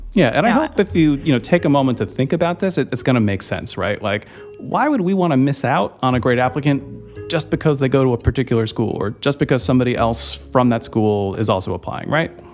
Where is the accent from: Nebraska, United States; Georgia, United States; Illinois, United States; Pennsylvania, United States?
Georgia, United States; suburbs of; I'm from the suburbs of Georgia